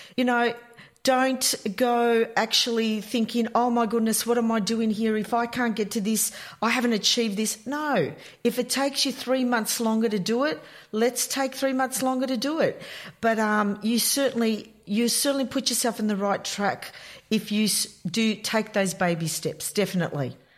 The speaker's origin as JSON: {"language": "English", "town": "Melbourne", "region": "Victoria", "country": "Australia", "said": "I come from Melbourne"}